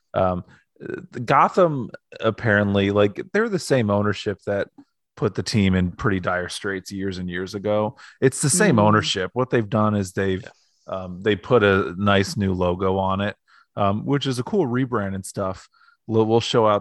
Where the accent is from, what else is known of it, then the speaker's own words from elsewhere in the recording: Northeast Ohio, United States; now in Columbus, United States; I grew up in Ohio and I liked Ohio State when I was in like Northeast Ohio